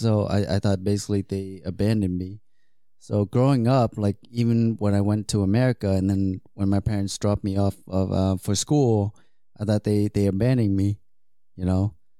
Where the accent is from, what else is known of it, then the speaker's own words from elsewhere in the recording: Vietnam; also born or lived in Hong Kong; Because growing up, right, when I was in Vietnam, and then like, I was born in Hong Kong, but then when I went back to Vietnam, I only lived there for 1 year.